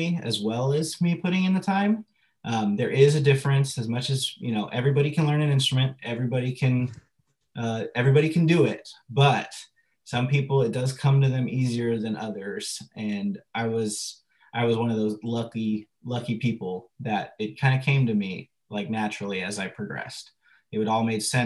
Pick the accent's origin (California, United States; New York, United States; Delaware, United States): California, United States; La Mesa; I'm from La Mesa. I grew up in La Mesa in San Diego. I'm a native